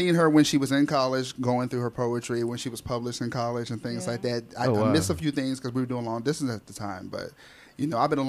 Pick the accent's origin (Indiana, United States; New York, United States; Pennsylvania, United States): Pennsylvania, United States; Philadelphia; moved away as an adult; now in Atlanta, United States; we were born and raised in Philly, spent all of our lives there